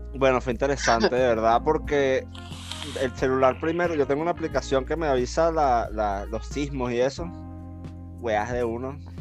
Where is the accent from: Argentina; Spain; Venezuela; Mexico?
Venezuela; Caracas, Capital District; now in Chile; De Caracas, de la capital de, de, Venezuela